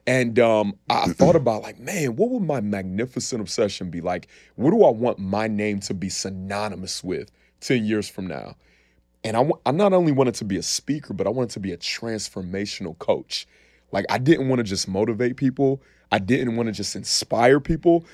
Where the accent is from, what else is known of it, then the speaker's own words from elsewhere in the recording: Columbus, Ohio, United States; also born or lived in Cleveland, Ohio; I grew up in Columbus, Ohio, man. I was born in Cleveland, Ohio, moved to Columbus when I was five. Um, but spent my entire life there